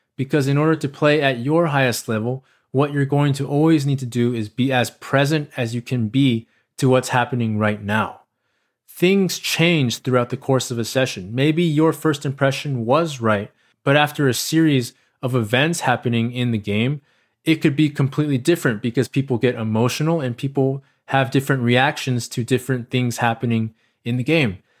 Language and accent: English; United States; accent: American; I'm a person of Asian descent who was born and raised in America